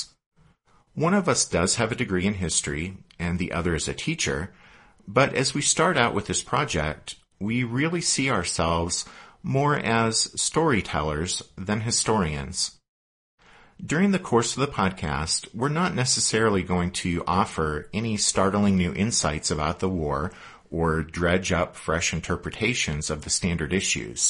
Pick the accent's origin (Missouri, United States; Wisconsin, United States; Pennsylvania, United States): Pennsylvania, United States; also born or lived in Kentucky; now in Colorado, United States; I'm from Pennsylvania, and one of my ancestors fought for the Union